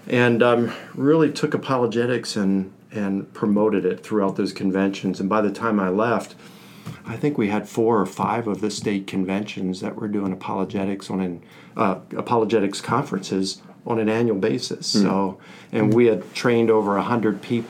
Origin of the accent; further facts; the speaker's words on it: Baltimore, Maryland, United States; moved away as an adult; also born or lived in Northern Virginia / Virginia Beach; now in Atlanta, United States; I'm from Baltimore